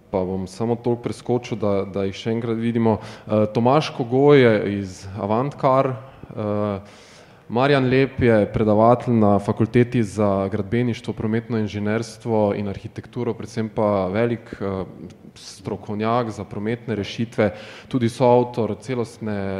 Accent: Slovenia

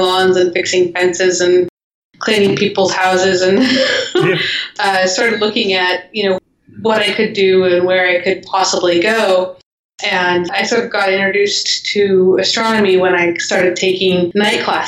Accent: Eagle Creek, Oregon, United States; I was a kid growing up in Oregon

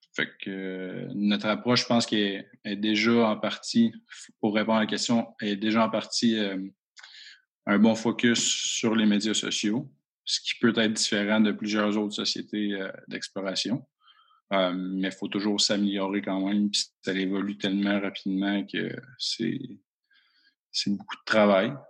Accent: Rouyn-Noranda, Quebec, Canada; je suis natif de l'Abitibi-Témiscamingue, à Rwanda

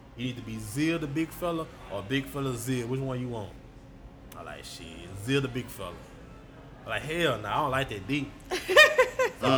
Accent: Shreveport, Louisiana, United States; a lot of people think I'm from Baton Rouge, now I'm from Shreveport.

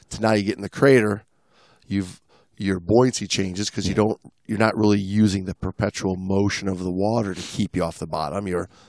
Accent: Italy; now in Mexico; I'm from Italy, but I now I live

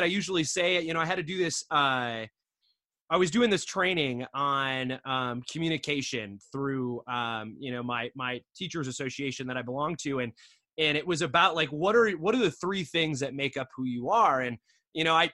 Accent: Michigan, United States; moved away; I'm from Michigan originally, right? So I grew up a Midwest punk

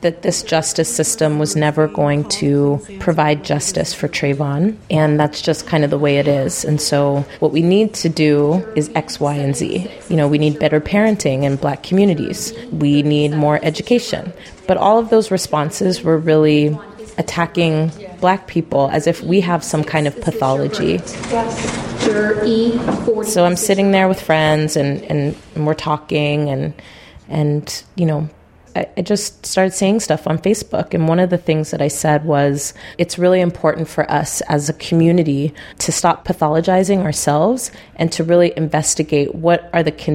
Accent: San Rafael, California, United States; also born or lived in Tiburon, California; I grew up in San Rafael in the Canal District, which is a very low-income, mostly Black and brown area in Marin County

